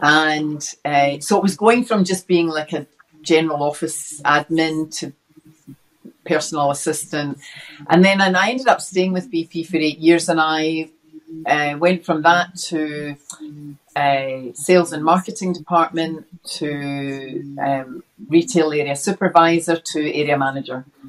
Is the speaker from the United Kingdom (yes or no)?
yes; Glasgow, Scotland, United Kingdom; now in Australia; I was brought up in inner city Glasgow as uh, the youngest of six